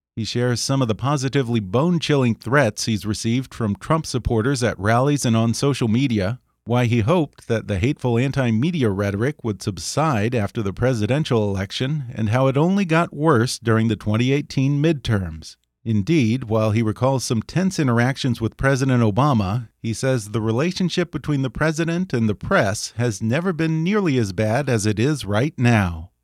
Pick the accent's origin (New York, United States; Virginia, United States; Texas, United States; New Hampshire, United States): Texas, United States; now in California, United States; I grew up in Texas